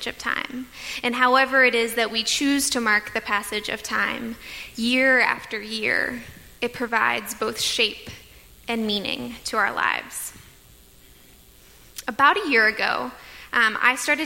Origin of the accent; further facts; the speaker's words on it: Tampa, Florida, United States; for me, growing up in Tampa